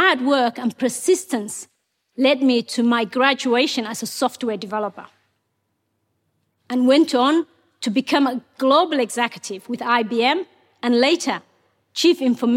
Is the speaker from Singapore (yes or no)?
no; Mogadishu, Banaadir, Somalia; English is a second language; moved away as an adult; also born or lived in Kenya / Ethiopia; now in Australia; Ethiopia forced us to move to Somalia's capital, Mogadishu. When I was 18, my father realized Somalia was headed for a civil war